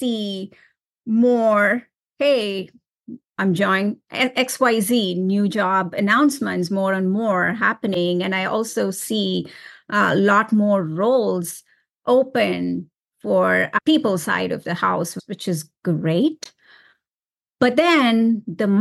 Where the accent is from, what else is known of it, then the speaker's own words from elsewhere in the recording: India; moved away; I was born and raised in India